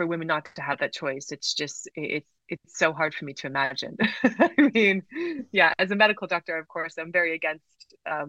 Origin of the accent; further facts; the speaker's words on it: South Carolina, United States; I grew up in the southern United States. I'm Canadian and British, but my dad worked in the States for many years, and I grew up in South Carolina, so very conservative state.